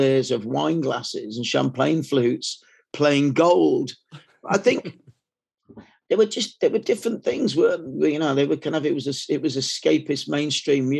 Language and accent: English; Leeds, Yorkshire and the Humber, United Kingdom; moved away as an adult; also born or lived in Manchester; when I moved to Manchester from Leeds when I was about 20